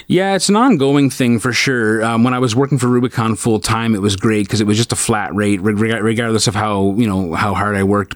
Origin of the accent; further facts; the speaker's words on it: St. Catharines, Ontario, Canada; also born or lived in Brampton / Thornhill; I spent most of my formative years growing up in St. Catharines